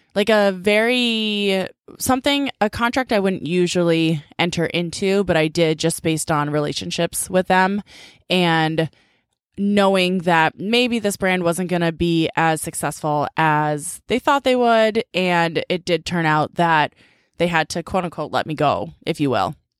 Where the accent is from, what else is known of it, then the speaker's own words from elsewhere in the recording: Needham, Massachusetts, United States; growing up in Needham